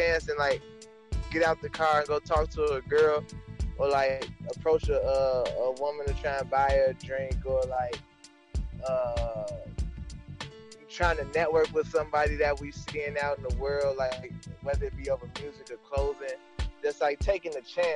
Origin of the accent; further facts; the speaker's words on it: Chicago, Illinois, United States; I'm from the east side of Chicago, and everybody who was born and raised on the east side know what type of connection we have to our area